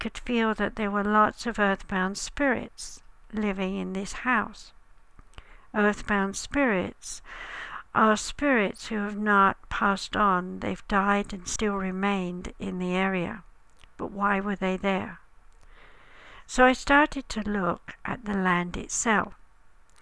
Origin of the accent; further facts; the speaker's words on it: United Kingdom; As I'm British